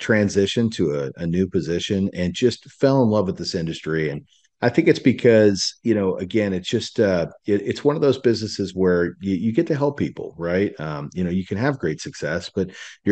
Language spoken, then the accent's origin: English; Salina, Kansas, United States; moved away as an adult; now in Dallas, United States; I grew up in Salina, Kansas. Moved out to Dallas